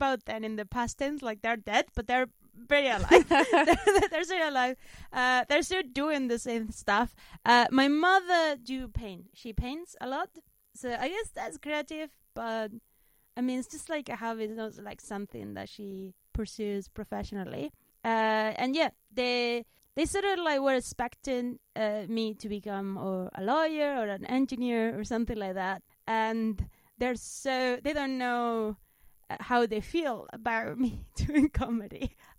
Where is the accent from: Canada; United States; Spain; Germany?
Spain; accent: Spanish; English is a second language; moved away as an adult; now in United Kingdom; I'm from Spain